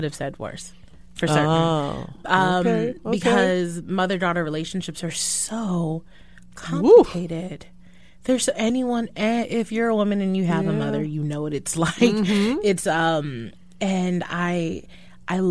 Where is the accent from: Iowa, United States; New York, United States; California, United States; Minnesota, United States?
New York, United States; also born or lived in Brooklyn; I'm from Brooklyn originally and I grew up in Harlem